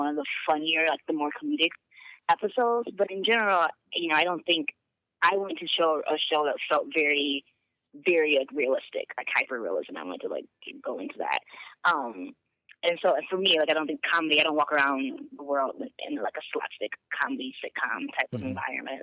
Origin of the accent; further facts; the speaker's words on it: Chicago, Illinois, United States; I'm from Chicago.